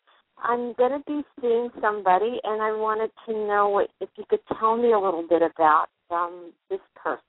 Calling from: New Jersey, United States; I'm calling from New Jersey.

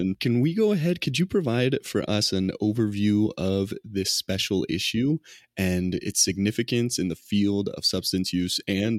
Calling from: Las Vegas, Nevada, United States; I'm calling in from Las Vegas, Nevada, just in my apartment

